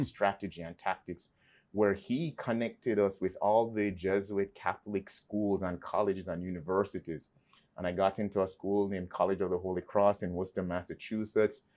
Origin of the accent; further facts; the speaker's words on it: Kingston, Jamaica; moved away; I was raised in Kingston, Jamaica.